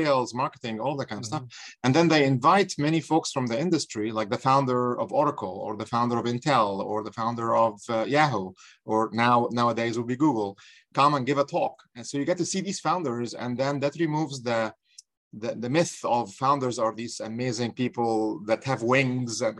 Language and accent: English; Egypt; moved away as an adult; now in United States; I'm from Egypt, by the way. So I came here in 1995.